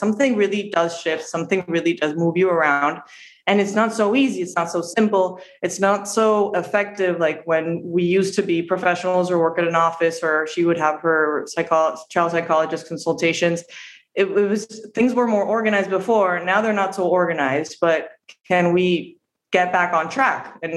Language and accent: English; Montevideo, Uruguay; born or raised there; English is a second language; moved away as an adult; now in Miami, United States